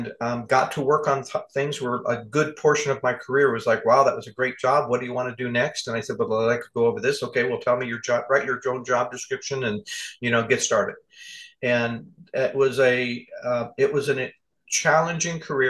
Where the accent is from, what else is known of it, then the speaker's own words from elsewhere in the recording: California, United States; moved away; also born or lived in Arizona; I'm from California